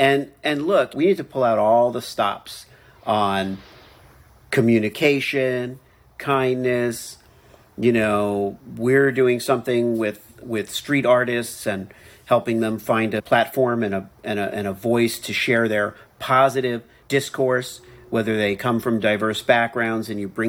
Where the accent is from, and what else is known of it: Miami, Florida, United States